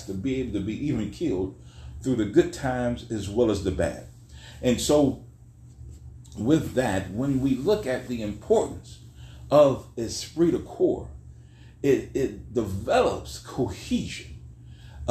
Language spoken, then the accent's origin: English; Weirton, West Virginia, United States; I'm from Weirton, West Virginia